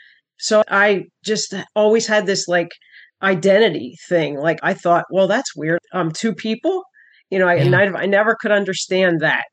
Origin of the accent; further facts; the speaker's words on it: Wilmington, Delaware, United States; born there; I was born in 1963. I was born in Wilmington, Delaware.